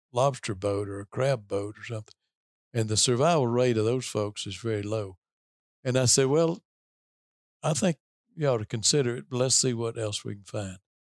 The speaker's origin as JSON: {"language": "English", "region": "Tennessee", "country": "United States", "tie": "born or raised there", "said": "I grew up in Tennessee in a, in a fairly rural part of the state"}